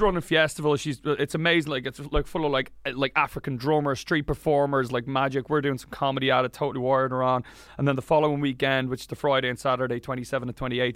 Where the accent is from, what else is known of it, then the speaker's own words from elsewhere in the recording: Wicklow, Leinster, Ireland; I grew up in Wicklow.